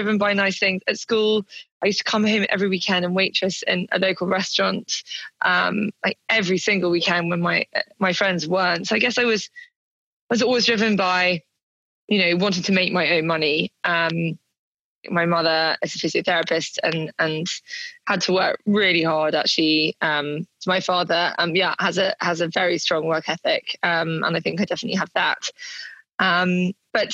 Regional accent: London, United Kingdom; I grew up in London.

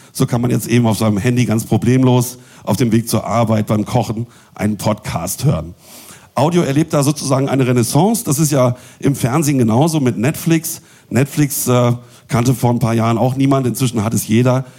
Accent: Bielefeld, North Rhine-Westphalia, Germany; moved away; Ich komme nämlich ursprünglich auch aus Bielefeld

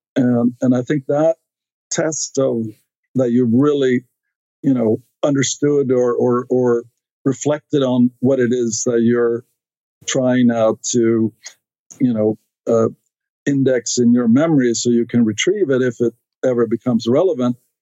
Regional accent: Stockholm, Stockholm County, Sweden; English is a second language; moved away as an adult; now in United States; I grew up in Sweden, uh, in Stockholm, uh, which is the capital

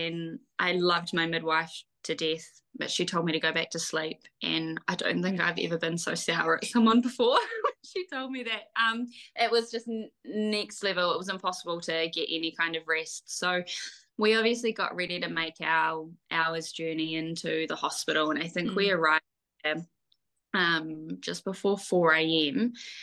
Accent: Gisborne, New Zealand; also born or lived in Waikato; We live in the beautiful Gisborne on the East Coast. My kiddies and I have been here for about a year. And before then, we lived in the Waikato. So it's great to be back here in my hometown where I grew up

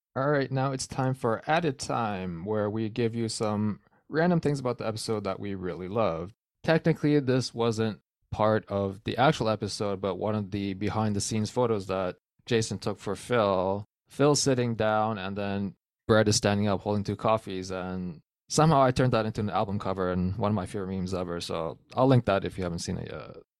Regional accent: Canada; I'm Canadian

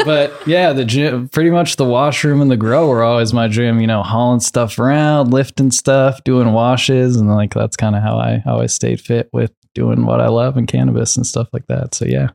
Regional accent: Minnesota, United States; moved away; also born or lived in Seattle; where I was from in Minnesota

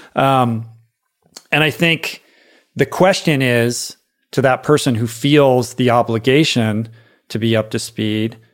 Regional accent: Washington, District of Columbia, United States; I grew up in Washington, D C.

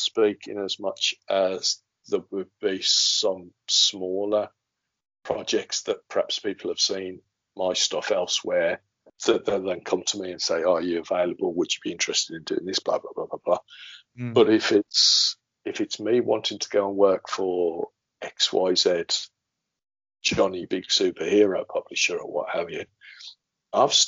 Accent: United Kingdom; we're British as well.

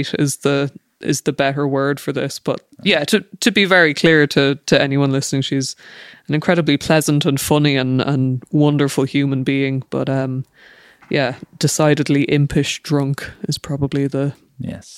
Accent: Ireland; as an Irish person

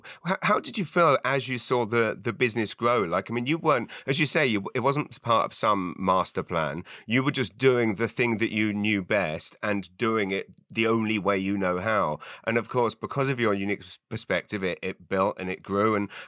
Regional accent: England, United Kingdom; also born or lived in London; now in Canada; hello, I'm an Englishman

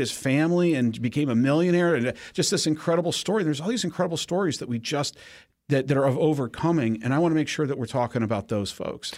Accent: Cleveland, Ohio, United States; moved away; when I was growing up in Ohio

